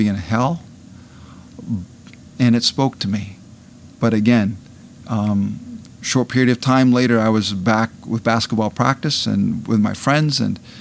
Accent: Iowa, United States; Attended the University of Northern Iowa, which was only 20 miles from my hometown

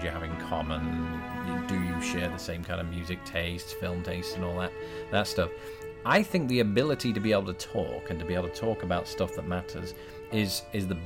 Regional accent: United Kingdom; I'm British

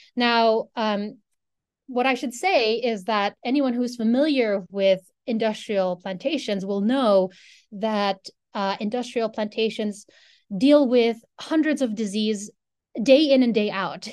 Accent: Philippines; moved away as an adult; now in Ann Arbor, United States; I'm a Filipino person. That's where I grew up

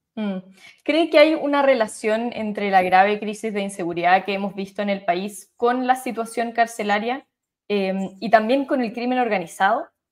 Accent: Chile

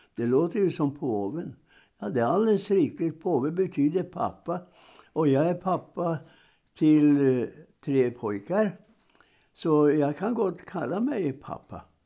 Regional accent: Roknäs, Norrbotten County, Sweden; hemma i, i min hembygd eh, och by, Roknäs utanför Piteå

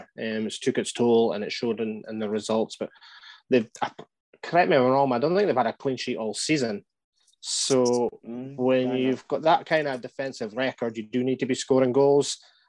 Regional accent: Aberdeen, Scotland, United Kingdom; I'm from Cove myself, so that's my local team.

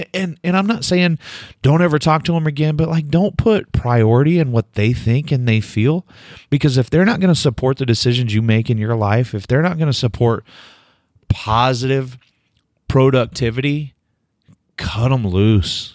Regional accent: Delaware, Oklahoma, United States; moved away; my hometown

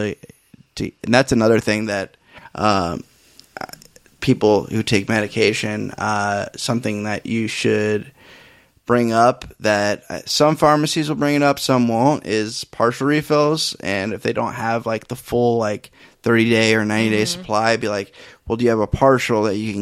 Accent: Iowa, United States; people from Iowa, we don't really get a lot of people with accents

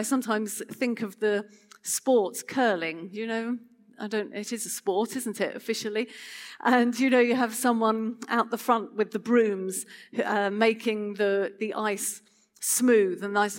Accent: Chichester, South East England, United Kingdom; So just to tell you a little bit about myself, I come from Chichester and live there with my family

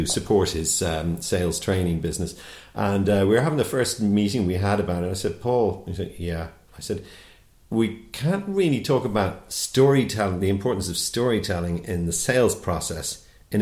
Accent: Dublin, Leinster, Ireland; I'm from Black Rock.

